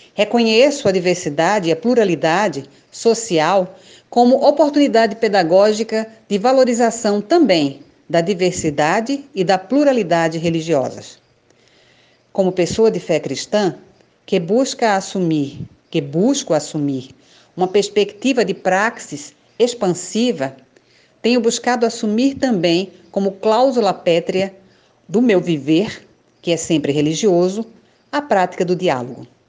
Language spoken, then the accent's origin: Portuguese; Recife, Pernambuco, Brazil; nasci em Recife, Pernambuco, há 50 anos